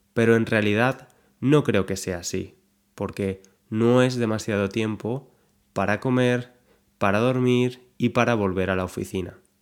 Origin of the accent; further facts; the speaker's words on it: Spain; Yo soy español